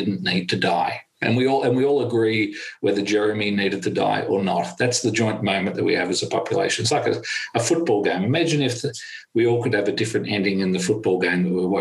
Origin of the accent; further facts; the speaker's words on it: Australia; as an Australian